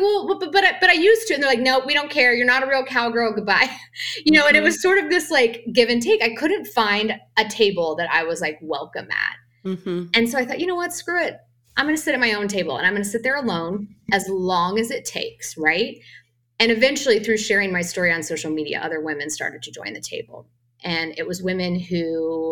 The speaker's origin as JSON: {"language": "English", "town": "Tonganoxie", "region": "Kansas", "country": "United States", "tie": "born or raised there", "moved": "as an adult", "said": "I grew up in Tonganoxie, Kansas."}